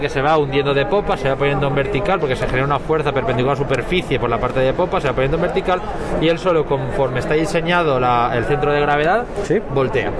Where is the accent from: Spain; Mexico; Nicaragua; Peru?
Spain; Valencia, Valencian Community; nosotros somos de Valencia nacimos allí en Valencia, tenemos playa